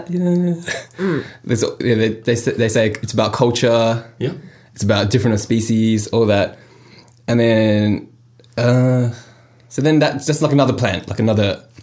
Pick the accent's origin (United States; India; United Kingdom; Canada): India; I'm Indian and my family's Hindu